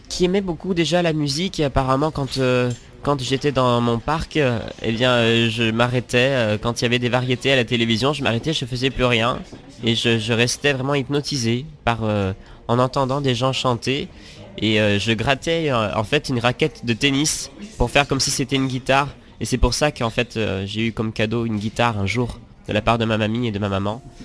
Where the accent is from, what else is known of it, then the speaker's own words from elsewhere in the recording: Auvergne-Rhône-Alpes, France; En Rhône-Alpes, en Rhône-Alpes, euh, dans, un, dans un petit village